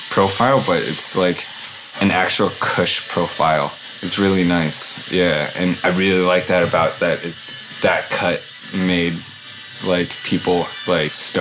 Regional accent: Hawaii, United States; now in Portland, United States; I grew up in Hawaii

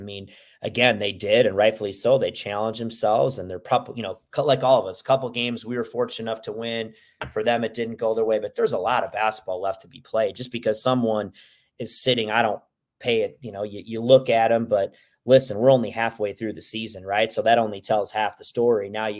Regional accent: Minnesota, United States; I grew up in Minnesota, but it's a little chilly out there, BJ.

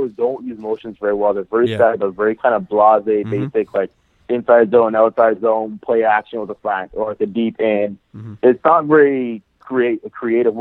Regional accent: Montreal, Quebec, Canada; moved away as an adult; now in Ottawa, Canada; I'm from Montreal, obviously. Like, that's my city.

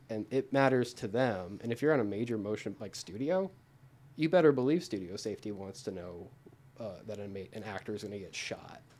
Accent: Arizona, United States; moved away as an adult; now in Los Angeles, United States; I'm from Arizona. Everyone has a gun in Arizona.

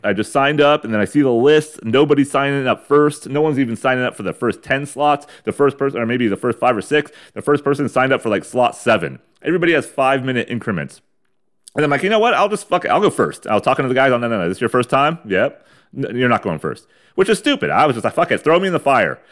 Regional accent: San Diego County, California, United States; moved away as an adult; before I moved away from the old San Diego County and the fucking dusty, uh, dustbin bowl of my hometown

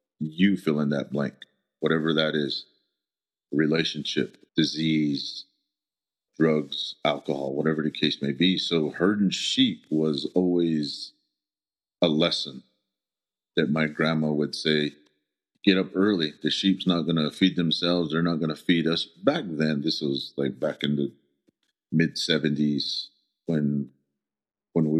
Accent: Shiprock, New Mexico, United States; first language Navajo; English is a second language; also born or lived in Red Valley, Arizona; I was born and raised in Shiprock.

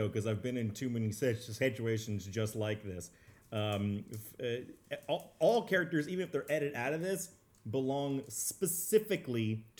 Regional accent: Garland, Texas, United States; the Garland Christmas Fair. In my hometown

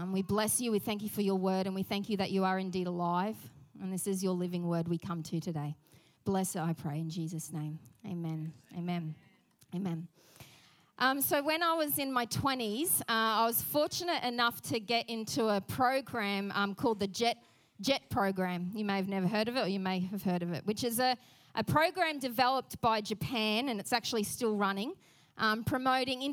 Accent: Australia; accent: Aussie; our Aussie accent

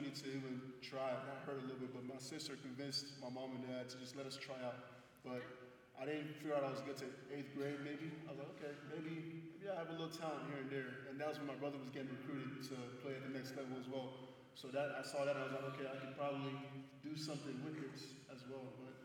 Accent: Houston, Texas, United States; also born or lived in Nigeria; now in Louisiana, United States; I'm born and raised in Nigeria. I was there until I was 8

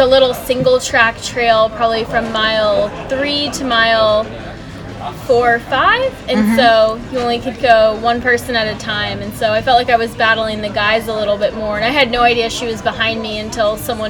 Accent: Florida, United States; now in Colorado, United States; I'm from Florida

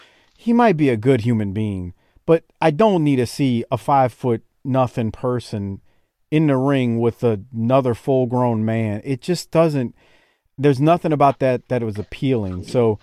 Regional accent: New Orleans, Louisiana, United States; I grew up in New Orleans

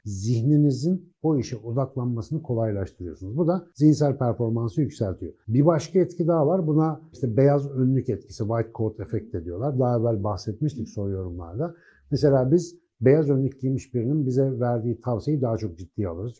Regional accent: Ankara, Turkey; Ben Ankaralıyım

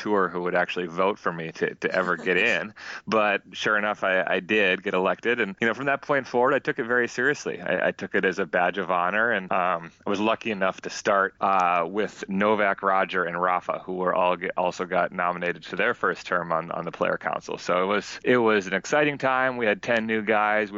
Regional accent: Minnesota, United States; moved away as an adult; also born or lived in France; I grew up in Minnesota

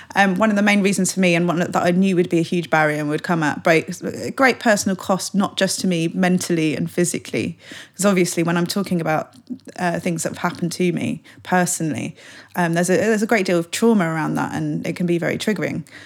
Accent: London, United Kingdom; I'm a Londoner

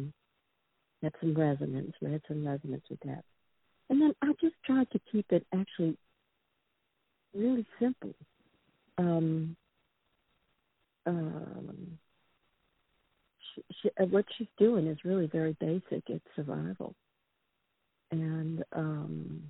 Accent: New Orleans, Louisiana, United States; now in New York, United States; I'm from the South. I'm from New Orleans.

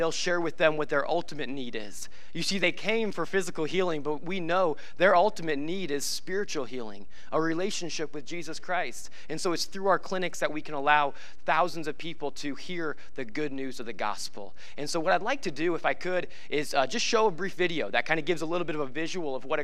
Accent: Nebraska, United States; moved away; I grew up in Nebraska

